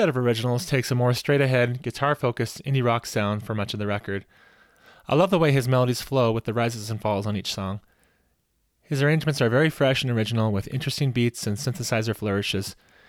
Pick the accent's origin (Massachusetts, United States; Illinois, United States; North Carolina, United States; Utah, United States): Utah, United States; my home state of Utah